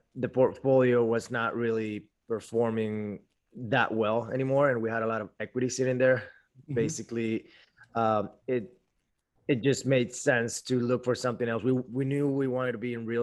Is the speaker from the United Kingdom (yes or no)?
no; Venezuela; moved away as an adult; now in Miami, United States; I'm originally from Venezuela.